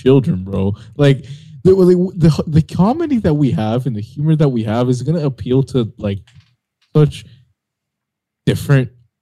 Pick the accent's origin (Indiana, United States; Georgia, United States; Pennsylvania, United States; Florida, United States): Florida, United States; moved away; growing up in Florida